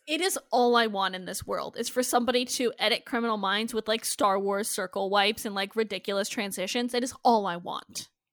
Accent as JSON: {"language": "English", "region": "Iowa", "country": "United States", "said": "I'm from Iowa"}